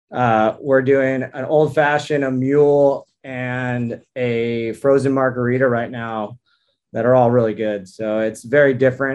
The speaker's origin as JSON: {"language": "English", "area": "South Orange County", "region": "California", "country": "United States", "tie": "born or raised there", "said": "I grew up in South Orange County"}